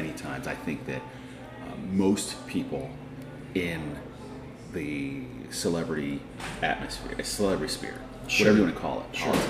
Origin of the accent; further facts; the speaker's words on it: Philadelphia, Pennsylvania, United States; Growing up in Philadelphia